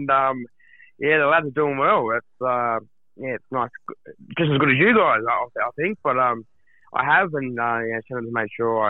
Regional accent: Sydney, New South Wales, Australia; I grew up in Woolloomooloo, same hood as the likes of Jim Dimmick.

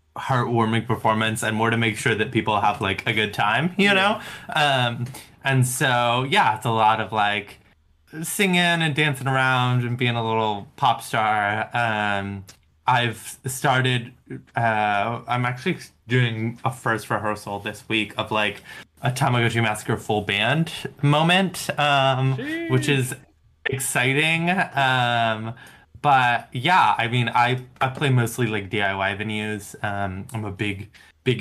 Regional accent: the South, United States; I'm from the South.

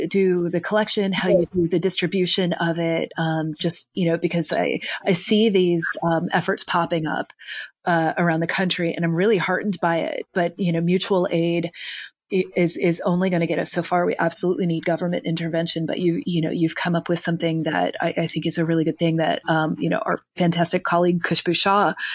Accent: Kentucky, United States; I'm from Kentucky

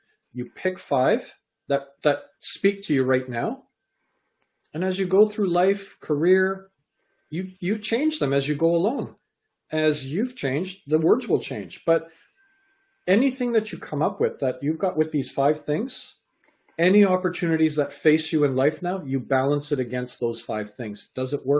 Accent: Canada; also born or lived in England; I was born in England, raised in Canada.

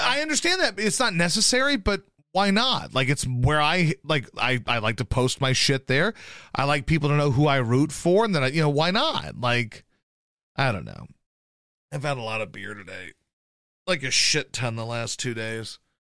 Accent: Baton Rouge, Louisiana, United States; moved away; also born or lived in Poplar Bluff, Missouri / Houston, Texas / Philadelphia; I spent the bulk of my childhood and my life in Baton Rouge, Louisiana

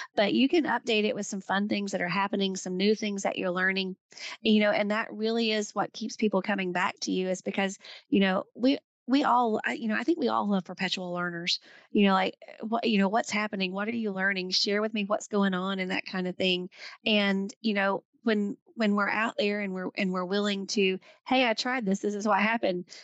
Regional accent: the South, United States; I'm, I'm from the South

